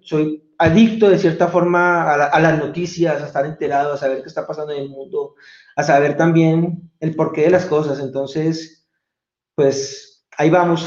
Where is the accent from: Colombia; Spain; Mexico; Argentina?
Colombia; accent: Colombian; moved away as an adult; also born or lived in Bogotá / Venezuelan border area / Medellín / London; soy colombiano, creo que me delato fácilmente con mi acento